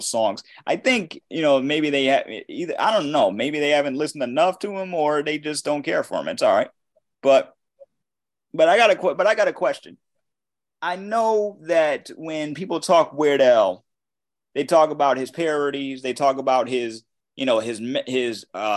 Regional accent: Waterbury, Connecticut, United States; my hometown

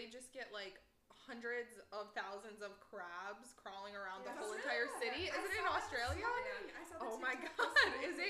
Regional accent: Albany, United States; I'm from Albany.

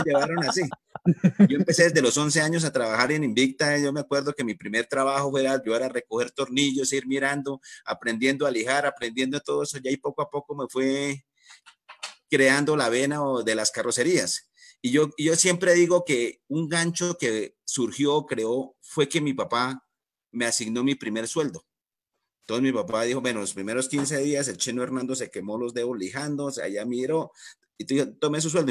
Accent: Duitama, Boyacá, Colombia; yo soy de Duitama, eh, yo soy de familia carrocera

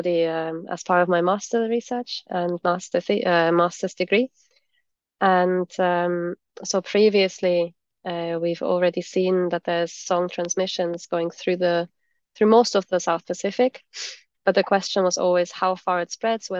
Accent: Germany; moved away as an adult; also born or lived in United States / Scotland; I grew up in Germany originally

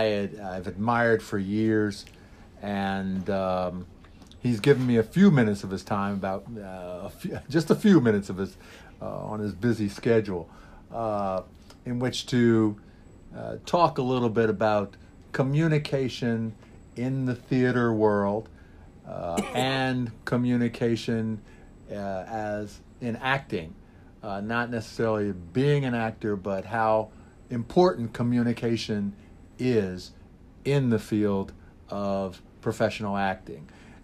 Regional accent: Philadelphia, Pennsylvania, United States; now in New York, United States; I mean, I came from Philadelphia, and when I got here to New York, I'm in communication.

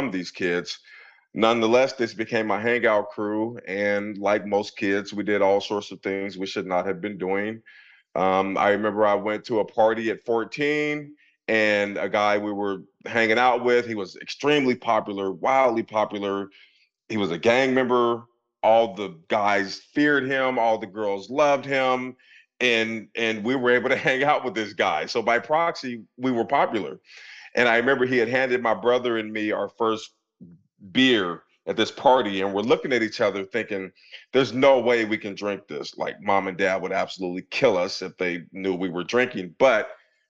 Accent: Portland, Oregon, United States; moved away as an adult; now in Pennsylvania, United States; I grew up in Portland, Oregon in the 80s

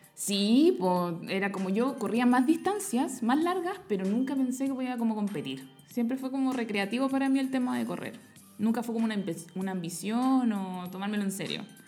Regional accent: Los Andes, Valparaíso, Chile; yo volví a Los Andes, que es donde yo soy, mi pueblo natal

